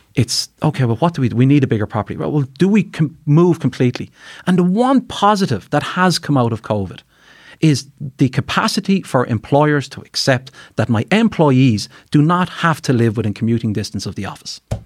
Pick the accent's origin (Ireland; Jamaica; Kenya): Ireland; Carlow, Leinster; now in Dublin, Ireland; I'm from the country, I'm from Carlow